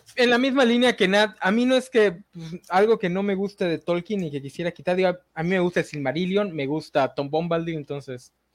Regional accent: Mexico; como mexicanos

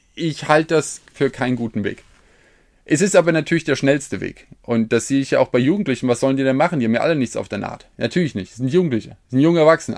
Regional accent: Hesse, Germany; bin Hesse

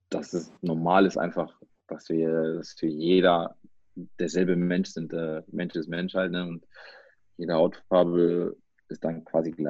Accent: Germany; also ich bin hier aufgewachsen und wenn ich dann sage, ja, ich komme aus Deutschland

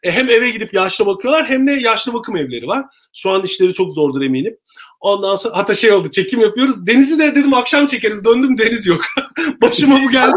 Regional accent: Turkey; moved away as an adult; also born or lived in Istanbul / England; now in United Kingdom

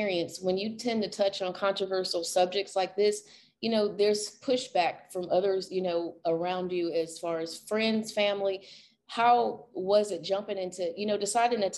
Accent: St. Louis, Missouri, United States; I'm from St. Louis

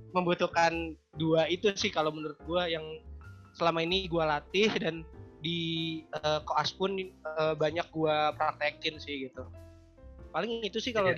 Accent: Jakarta, Indonesia; moved away as an adult; also born or lived in Java; now in Bandung, Indonesia; gue asli Jawa dan besar di Jakarta gitu tapi gue sekarang praktek di Bandung

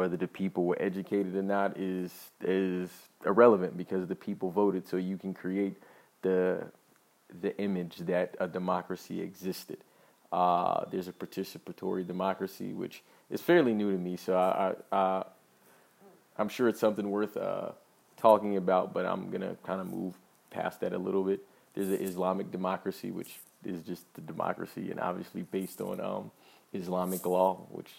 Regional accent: United States; I'm an American

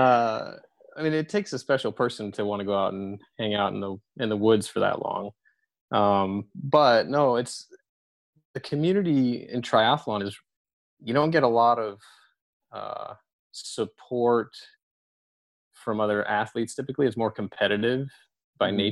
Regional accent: San Francisco, California, United States; moved away; I grew up in San Francisco

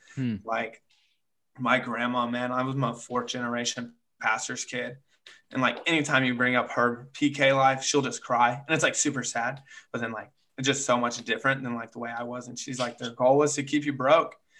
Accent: Chickasha, Oklahoma, United States; moved away; my dad and mom were youth pastors in Chickasha, Oklahoma for quite a while, grew up there for a little bit

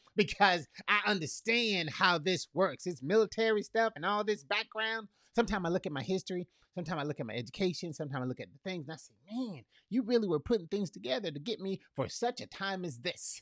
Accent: Fort Myers, Florida, United States; now in Tampa, United States; I'm from Fort Myers, I'm a Fort Myers boy

